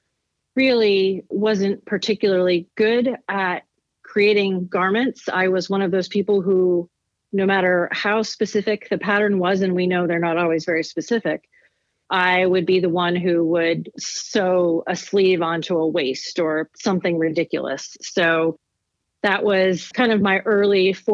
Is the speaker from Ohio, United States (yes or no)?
yes; Athens, Ohio, United States; moved away as an adult; also born or lived in Marietta, Ohio / Cleveland, Ohio / Chicago, Illinois; I was born in Marietta, Ohio, and spent the first 18 years of my life in a small college town, Athens, Ohio